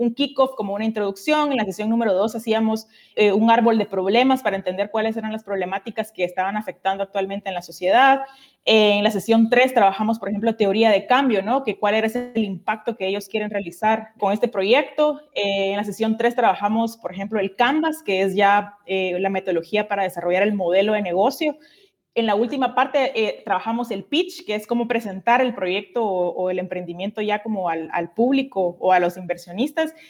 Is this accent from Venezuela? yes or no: no; Guatemala; moved away as an adult; now in Brazil; yo soy guatemalteca